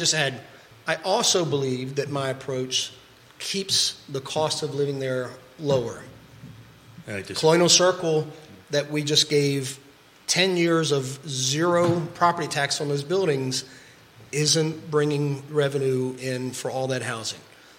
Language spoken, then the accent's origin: English; Fluvanna County, Virginia, United States; I grew up in Fluvanna County. I love Fluvanna County.